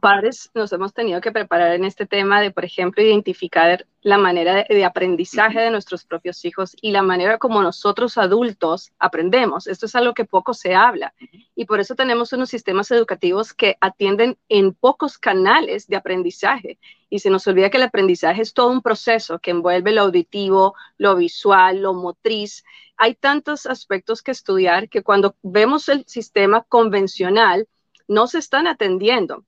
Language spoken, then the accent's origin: Spanish; Colombia; now in United States; originalmente yo de Colombia